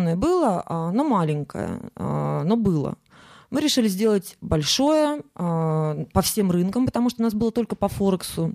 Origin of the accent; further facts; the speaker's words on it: Saint Petersburg, Russia; я из Санкт-Петербурга